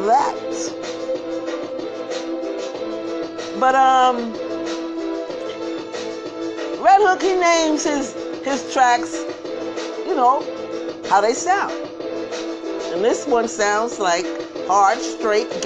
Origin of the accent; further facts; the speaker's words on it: New York City, New York, United States; I'm from Brooklyn too. We don't say our K's